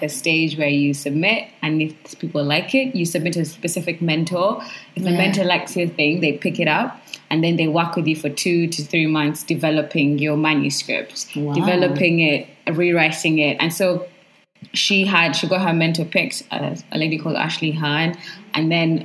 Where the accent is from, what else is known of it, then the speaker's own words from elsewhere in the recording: Uganda; I'm from Uganda, and I'm a writer.